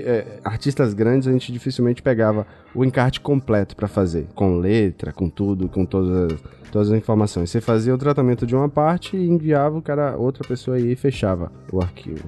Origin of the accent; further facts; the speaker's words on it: Feira de Santana, Bahia, Brazil; Eu sou de Feira de Santana, no interior da Bahia. Moro aqui no interiorzão da Bahia